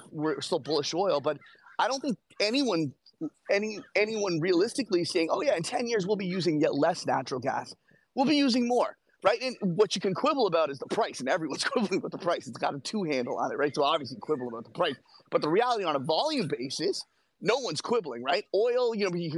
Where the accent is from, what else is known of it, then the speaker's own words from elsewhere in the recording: Canada; as a Canadian